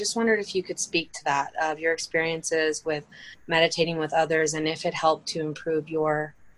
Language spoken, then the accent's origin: English; Canada; I'm actually from Canada